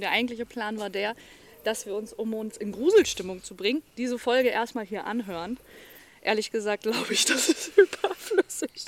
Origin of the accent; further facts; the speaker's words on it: North Hesse, Germany; ich komme aus Nordhessen